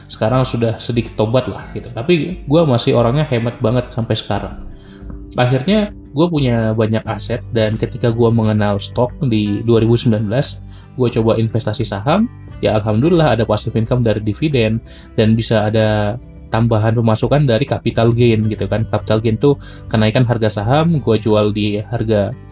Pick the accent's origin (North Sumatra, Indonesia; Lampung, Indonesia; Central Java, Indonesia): North Sumatra, Indonesia; Medan; karena sekarang gue lagi rekaman di Medan, di kampung gue.